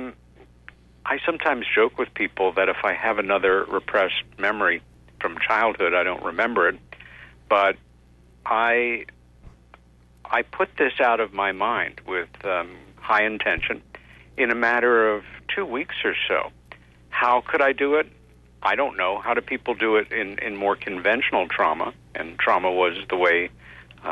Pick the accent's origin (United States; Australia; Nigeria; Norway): United States; Long Island, New York; as children growing up on Long Island, about 30 miles east of Manhattan in a lovely little village there